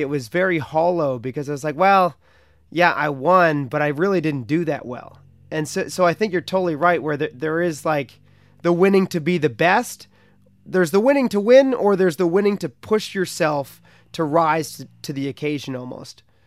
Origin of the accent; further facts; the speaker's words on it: Canada; in my hometown on the Ottawa